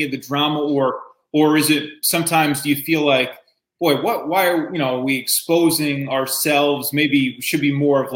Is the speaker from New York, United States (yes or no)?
yes; Albany, New York, United States; I'm local. I'm from Albany. I'm from this area right here